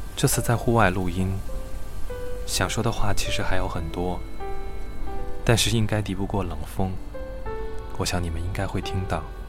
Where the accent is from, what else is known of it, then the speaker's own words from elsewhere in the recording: Changchun, Jilin, China; moved away as an adult; now in Beijing, China; 我的老家长春下起了今年的第一场雪